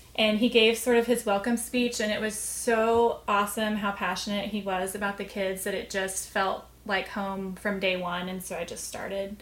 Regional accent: The Colony, Texas, United States; also born or lived in Amarillo, Texas; was born in Amarillo, but essentially grew up north of north of Dallas in the Colony.

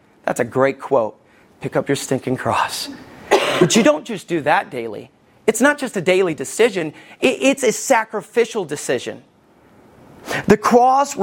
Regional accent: Somerville, Alabama, United States; I grew up in Somerville, Alabama.

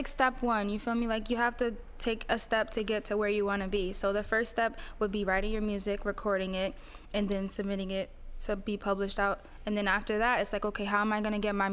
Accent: East Orange, New Jersey, United States; also born or lived in Newark, New Jersey; I was born in Newark and raised in East Orange. So I was raised in East Orange until I was like 12 years old. And then after that, I just kept moving from town to town

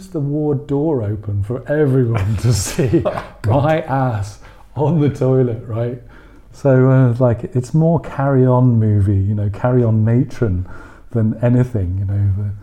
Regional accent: England, United Kingdom; now in Berlin, Germany; I'm English

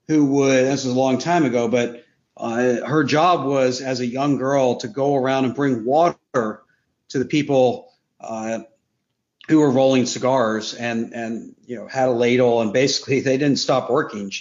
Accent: York, Pennsylvania, United States; moved away; I'm from New York, Pennsylvania, originally

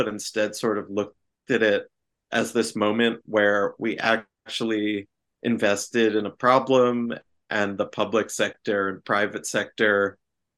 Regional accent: New Jersey, United States; my home state of New Jersey

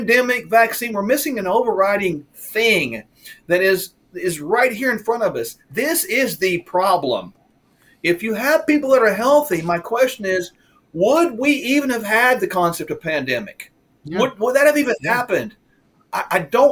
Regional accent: United States; I'm an American

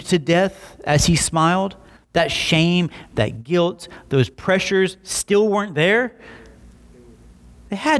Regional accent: Slapout, Alabama, United States; born or raised there; also born or lived in Montgomery, Alabama

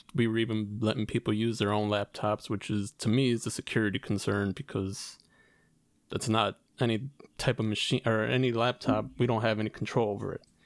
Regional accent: Chicago, Illinois, United States; we're from Chicago

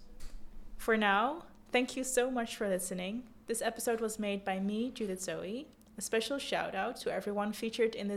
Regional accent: The Hague, South Holland, Netherlands; my hometown, The Hague

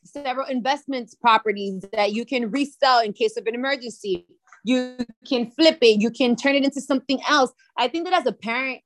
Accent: Miami, Florida, United States; first language Spanish; English is a second language; they were born in Miami, just like myself

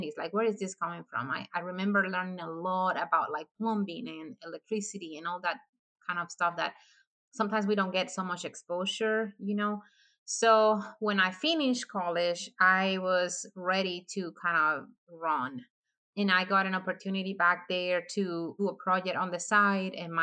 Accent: Dominican Republic; moved away as an adult; now in United States; I am originally from the Dominican Republic. I came to the United States in 2015 because I married my husband

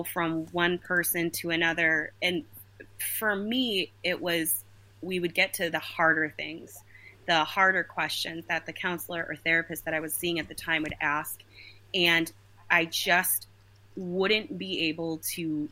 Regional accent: Minnesota, United States; So I am from Minnesota originally. I still live there

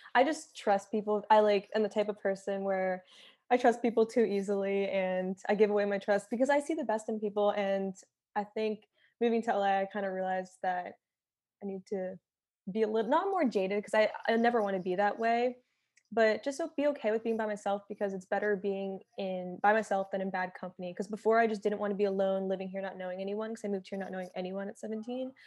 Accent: Philadelphia, Pennsylvania, United States; now in Los Angeles, United States; being raised there definitely made me into the person I am today

